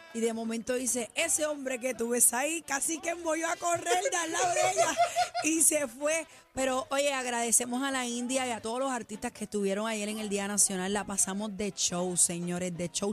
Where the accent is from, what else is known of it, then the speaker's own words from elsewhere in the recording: Puerto Rico; como puertorriqueña